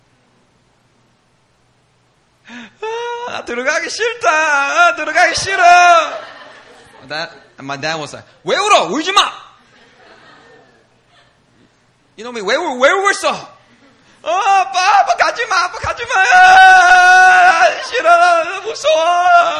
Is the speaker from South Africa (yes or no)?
no; United States; English is a second language; right after we immigrated to America, and about 5 months after we immigrated, it was time for me to go to first grade